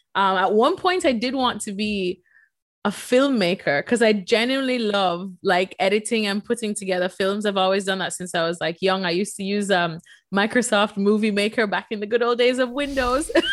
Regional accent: Jamaica; moved away as an adult; also born or lived in El Salvador (mother's origin); now in United States; I, as a Jamaican, moved to Bristol, Connecticut.

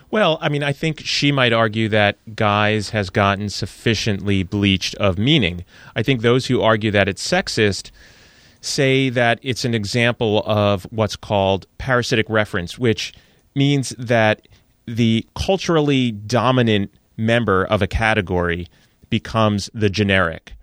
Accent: New Jersey, United States; I'm from New Jersey, so I'm partially yous

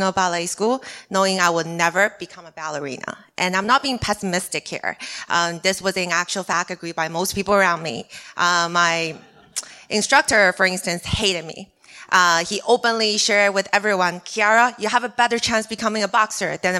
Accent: China; English is a second language; moved away; I'm from China

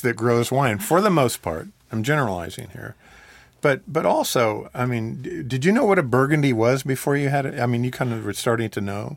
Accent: Portland, Oregon, United States; now in Texas, United States; I grew up in Portland, Oregon

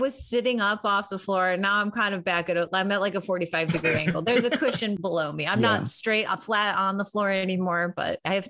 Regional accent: Chicago, Illinois, United States; I'm from Chicago.

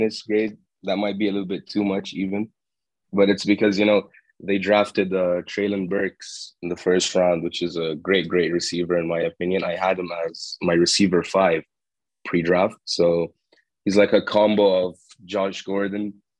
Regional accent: Jordan; moved away; I'm from Jordan. It's in the Middle East, right next to Lebanon and Saudi Arabia and Dubai. Or the Emirates, and I'm talking from Jordan right now. I'm in my summer break, so I'm back home.

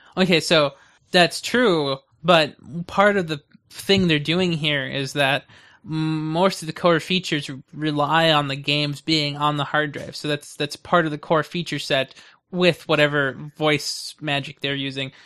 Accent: United States; I'm an American

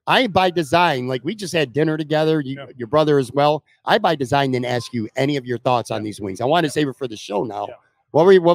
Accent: Buffalo, New York, United States; When I grew up in Buffalo

